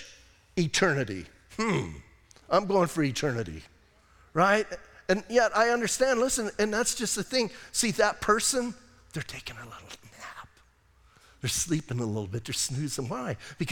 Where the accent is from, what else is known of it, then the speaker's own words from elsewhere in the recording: Bisbee, Arizona, United States; I'm from Bisbee.